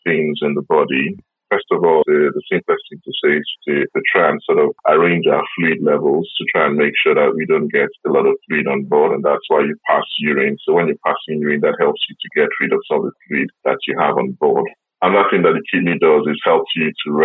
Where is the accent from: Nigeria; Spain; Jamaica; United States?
Nigeria; now in United Kingdom; I'm originally from Nigeria, which means I have an Afro-Caribbean heritage.